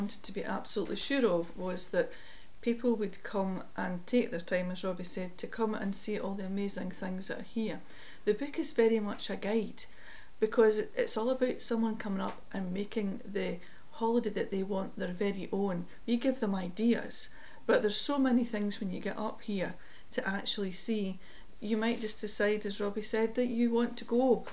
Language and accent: English; Stirling, Scotland, United Kingdom; we're from Stirling